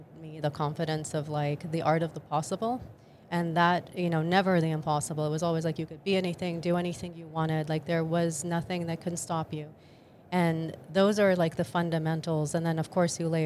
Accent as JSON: {"language": "English", "country": "Jordan", "tie": "born or raised there", "moved": "yes", "said": "I actually was born and raised in the Middle East, and specifically in Jordan"}